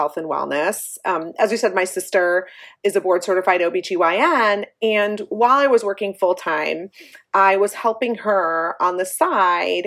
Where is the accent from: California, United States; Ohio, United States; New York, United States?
Ohio, United States; Cleveland; We grew up in Cleveland, Ohio